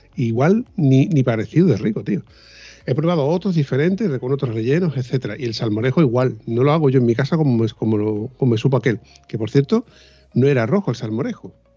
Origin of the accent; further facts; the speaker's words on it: southern Spain, Spain; que somos